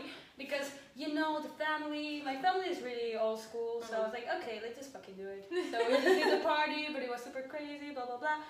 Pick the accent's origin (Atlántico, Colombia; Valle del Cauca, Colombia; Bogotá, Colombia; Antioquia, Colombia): Bogotá, Colombia; I'm from Bogota, Colombia. I'm 26 years old